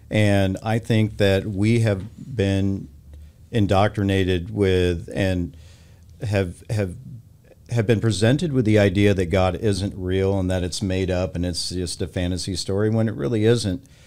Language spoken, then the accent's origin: English; Texas, United States; moved away; also born or lived in California; I grew up in Texas